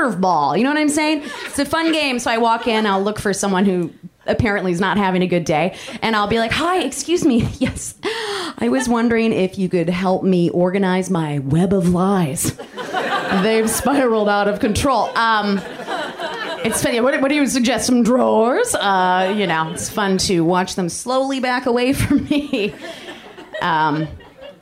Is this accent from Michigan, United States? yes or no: yes; Michigan, United States; I'm from Michigan